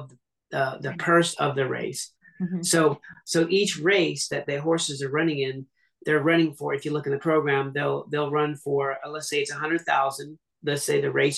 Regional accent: Seattle, Washington, United States; I'm from Seattle originally

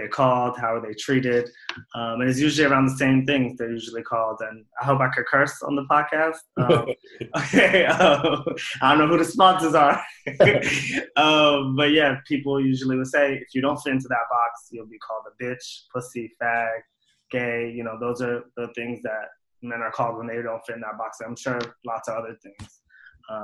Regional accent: New York City, New York, United States; also born or lived in North Carolina / Somalia (ancestry); My family is from Somalia. I was born and raised in New York City, spent a few years in North Carolina when I was younger

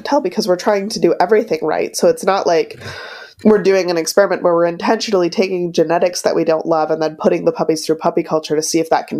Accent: Wisconsin, United States; I'm from Wisconsin

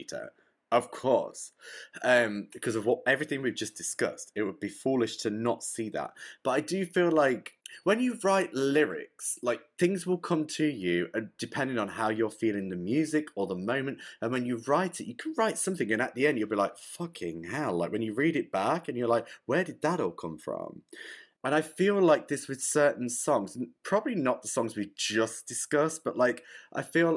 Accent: England, United Kingdom; I'm English as well. I don't talk like this like American stuff

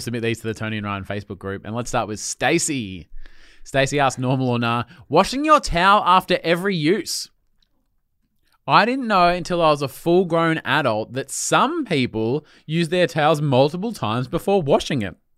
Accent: Melbourne, Victoria, Australia; I grew up in Melbourne and we had fucking water restrictions

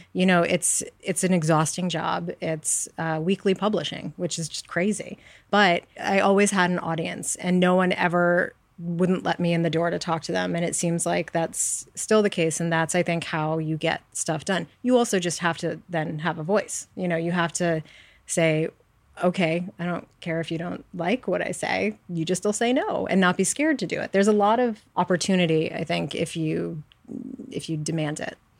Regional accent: New York City, New York, United States; I grew up on the Upper West Side in New York

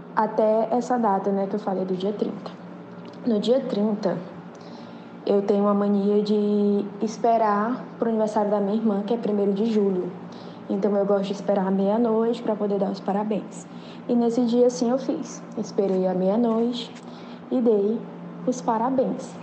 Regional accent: Teresina, Piauí, Brazil; eu sou de Teresina, Piauí

